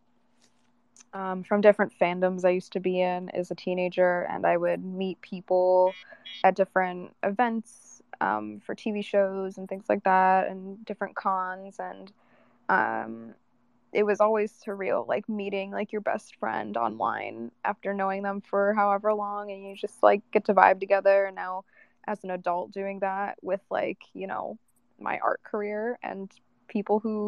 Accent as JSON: {"language": "English", "region": "upstate New York", "country": "United States", "tie": "born or raised there", "also_born_or_lived": "Los Angeles / Arizona", "moved": "yes", "said": "I left my hometown in New York because I felt that I wasn't able to grow creatively"}